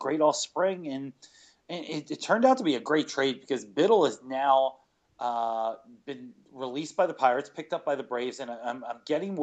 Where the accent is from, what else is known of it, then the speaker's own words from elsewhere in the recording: Winnipeg, Manitoba, Canada; I was born in Winnipeg